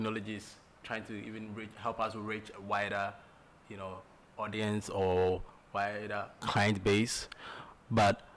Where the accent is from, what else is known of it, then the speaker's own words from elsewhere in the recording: Ghana; our marketing approach as Ghanaian businessmen